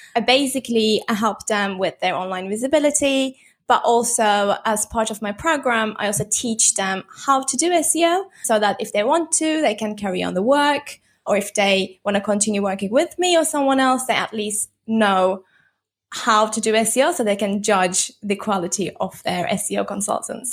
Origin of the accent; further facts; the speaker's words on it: Turkey; moved away as an adult; also born or lived in London, United Kingdom; now in Bali, Indonesia; I'm actually originally from Turkey, but I'm in Lon-, London for nine years